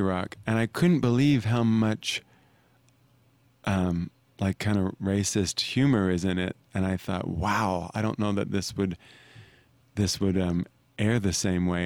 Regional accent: Arkansas, United States; growing up in Arkansas, we put on plays, and I went to public high school.

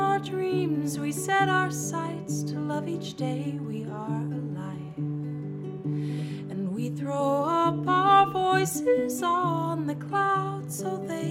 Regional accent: London, United Kingdom; now in New York, United States; I'm from London

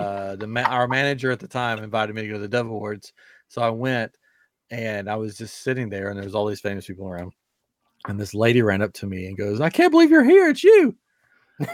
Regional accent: Tennessee, United States; We're from Tennessee.

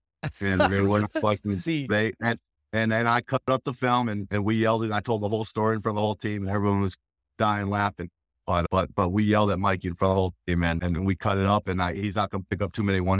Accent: Wellesley, Massachusetts, United States; But it's also homecoming because I'm from Wellesley. I went to play at Wellesley High School.

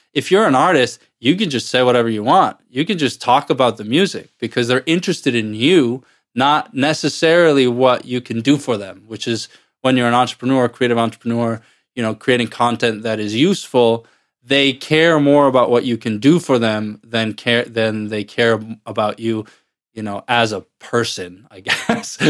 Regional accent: Iceland; moved away as an adult; now in United States; I'm originally from Iceland, but I have lived in the U S since two thousand nine, two thousand ten or so

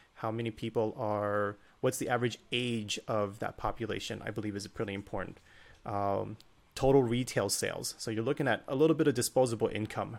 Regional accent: Northern Virginia, United States; I grew up in Northern Virginia

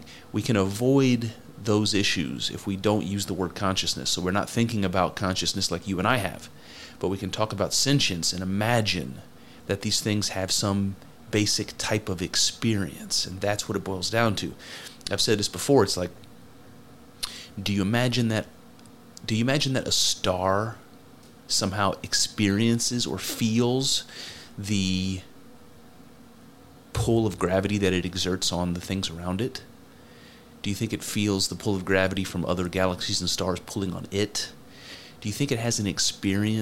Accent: United States; I'm American

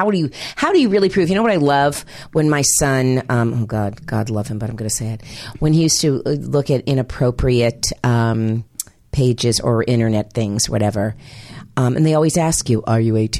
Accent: Miami, Florida, United States; moved away; Miami, Florida.

